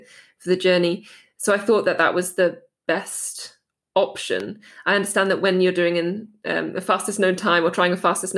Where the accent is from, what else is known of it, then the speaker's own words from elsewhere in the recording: Dartmoor, South West England, United Kingdom; moved away as an adult; also born or lived in Heidelberg, Germany; now in Germany; where I grew up on Dartmoor